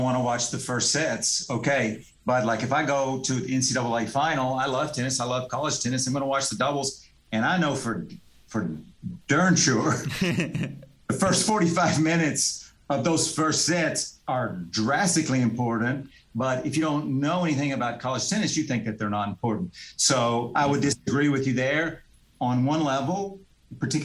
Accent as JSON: {"language": "English", "country": "United States", "said": "I'm an American"}